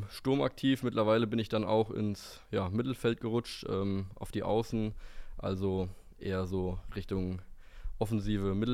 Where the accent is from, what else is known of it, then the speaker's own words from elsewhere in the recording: Fockenroth, Hesse, Germany; ich komme aus Fockenroth, bin 24 Jahre alt